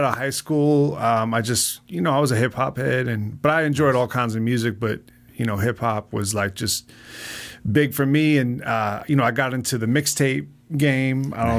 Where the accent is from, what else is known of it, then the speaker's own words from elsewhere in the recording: New York, United States; now in Las Vegas, United States; No, I'm originally from New York, suburbs of New York.